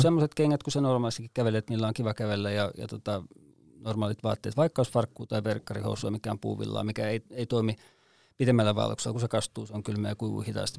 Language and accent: Finnish; Vantaa, Uusimaa, Finland; moved away as an adult; now in Kainuu, Finland; Vantaalta minäkin olen syntyisin ja ekan ylipuolisko elämästäni elin täällä